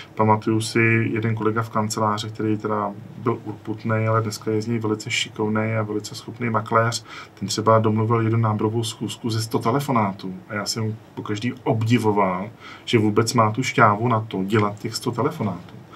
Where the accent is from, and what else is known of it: Czechia